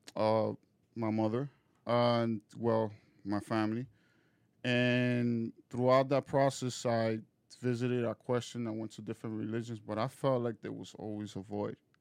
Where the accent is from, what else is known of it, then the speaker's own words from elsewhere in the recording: Dominican Republic; moved away; I'm originally from Dominican Republic